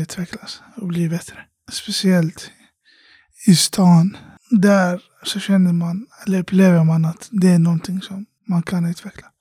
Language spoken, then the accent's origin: Swedish; Iraq; now in Sweden; hemlandet Irak, där jag kommer ifrån